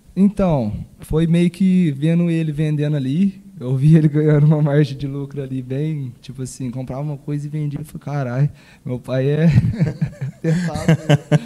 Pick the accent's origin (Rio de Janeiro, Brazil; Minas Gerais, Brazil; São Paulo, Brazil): Minas Gerais, Brazil; São Sebastião do Paraíso; eu fui nascido e criado aqui em São Sebastião do Paraíso, no bairro São Judas